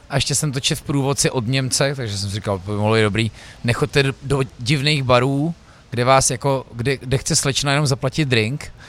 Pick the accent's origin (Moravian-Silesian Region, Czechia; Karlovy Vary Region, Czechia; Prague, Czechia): Prague, Czechia; já přijdu do Brna jako Pražák